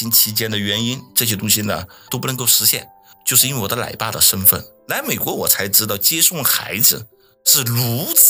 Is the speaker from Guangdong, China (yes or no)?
yes; Guangzhou, Guangdong, China; moved away; 毕竟我们来自于制造大省广东嘛，广州嘛